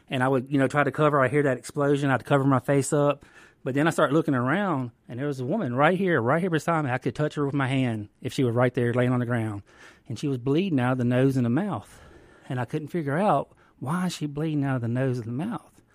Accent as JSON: {"language": "English", "town": "Greenville", "region": "Mississippi", "country": "United States", "said": "I'm from the Mississippi Delta, the Greenville, Washington County area."}